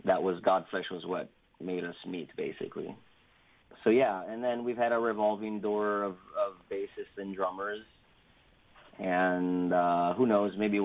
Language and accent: English; Italy; moved away as an adult; now in Bay Area, United States; I was born and raised in Italy, so I'm actually Italian. I've been living in the Bay Area since I was 29